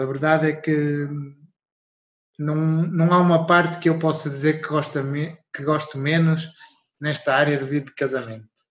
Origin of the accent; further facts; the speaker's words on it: Portugal; moved away as an adult; now in Luxembourg; sou português, mas estou a viver no Luxemburgo